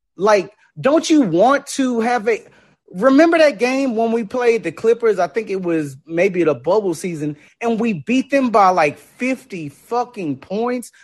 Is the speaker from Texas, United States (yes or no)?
yes; Texas, United States; I'm born and raised in Texas